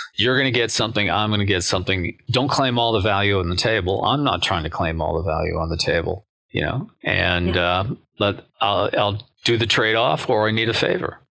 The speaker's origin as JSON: {"language": "English", "country": "United States", "said": "as an American"}